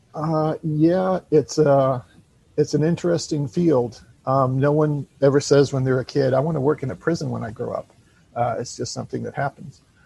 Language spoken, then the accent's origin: English; Illinois, United States; moved away as an adult; now in Florida, United States; I'm originally from Illinois, but I now live in Florida